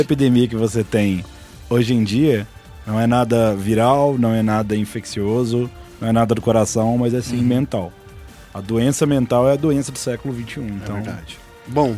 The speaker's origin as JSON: {"language": "Portuguese", "town": "Belo Horizonte", "region": "Minas Gerais", "country": "Brazil", "said": "Eu sou de BH."}